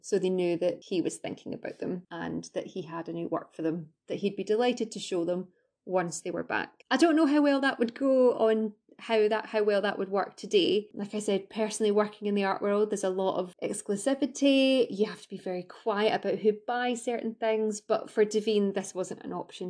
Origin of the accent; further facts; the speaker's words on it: Scotland, United Kingdom; I'm Scottish